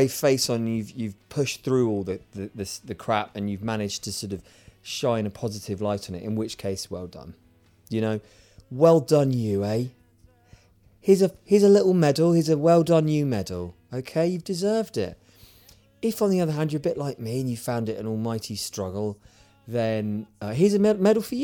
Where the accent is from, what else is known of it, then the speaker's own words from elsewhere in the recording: United Kingdom; I'm stereotypically British